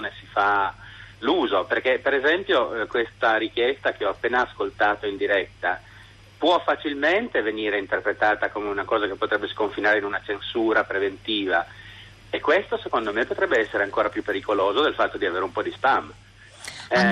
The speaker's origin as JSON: {"language": "Italian", "town": "Turin", "region": "Piedmont", "country": "Italy", "said": "in questo momento chiamo dal mare, ma in realtà sono torinese."}